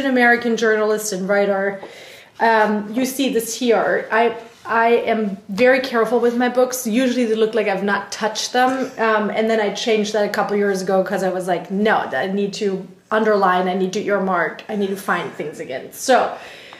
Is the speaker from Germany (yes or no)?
yes; Germany; first language German; English is a second language; moved away as an adult; now in United States; my tiny village in Germany